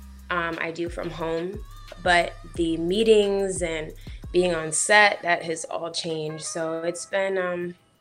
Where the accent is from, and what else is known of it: Rochester, New York, United States; born or raised there; moved away as an adult; now in Los Angeles, United States